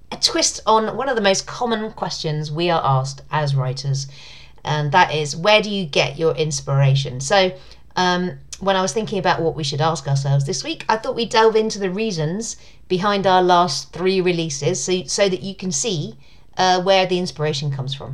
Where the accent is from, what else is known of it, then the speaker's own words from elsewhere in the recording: United Kingdom; accent: British; my sexy British accent